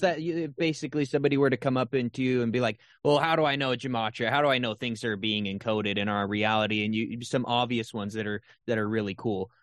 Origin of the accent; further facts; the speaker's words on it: Utah, United States; I was raised in Utah